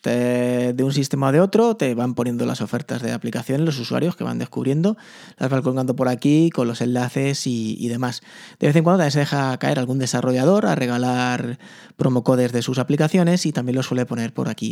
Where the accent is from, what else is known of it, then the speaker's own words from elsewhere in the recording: Spain; aquí en España